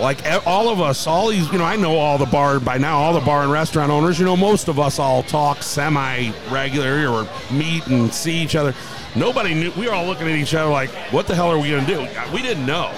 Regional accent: St. Louis, Missouri, United States; I'm a St. Louis boy, born and raised, and I'm proud to own a bar right in the heart of this city

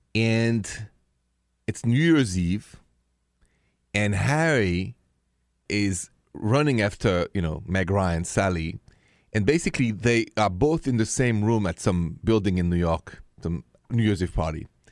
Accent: France; accent: French; my accent is French, français

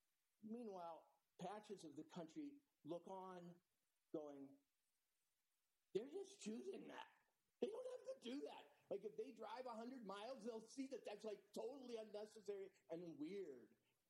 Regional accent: Minnesota, United States; also born or lived in New York City; now in Montana, United States; I'm from Minnesota, another M state, often used with Montana.

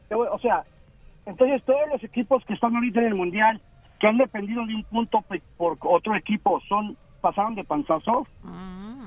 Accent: Mexico; yo soy mexicano

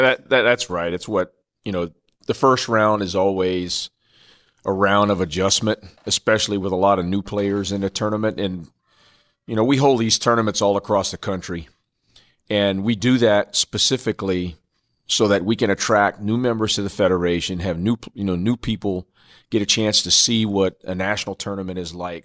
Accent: Norfolk, Virginia, United States; my hometown in Norfolk, Virginia

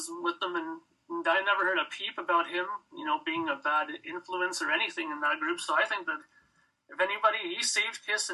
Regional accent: Toronto, Ontario, Canada; now in Brampton, Canada; I'm from Toronto

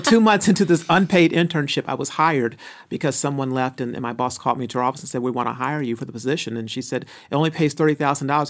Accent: Phoenix, Arizona, United States; moved away as an adult; also born or lived in California; I'm from Phoenix, Arizona. Uh, grew up in a single-parent home.

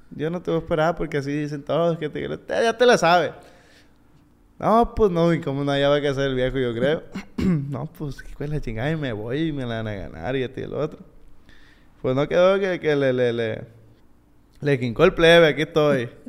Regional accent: United States; born there; Yo nací, fíjate, yo nací en Estados Unidos.

